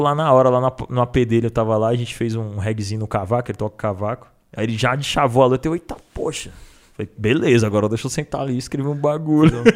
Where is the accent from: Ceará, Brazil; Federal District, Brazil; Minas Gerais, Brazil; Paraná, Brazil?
Federal District, Brazil; Brasília; now in São Paulo, Brazil; Sou do DF